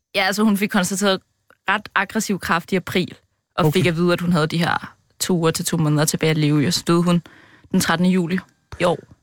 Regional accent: Copenhagen, Capital Region of Denmark, Denmark; also born or lived in Wuxi, China; Landsdel, der er jeg fra Brøndshøj

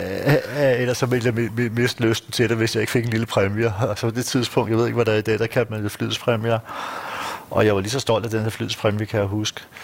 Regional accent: Kastrup, Capital Region of Denmark, Denmark; moved away as an adult; now in Frederiksberg, Denmark; det er der, jeg er født. Tømmerupvej. Amager

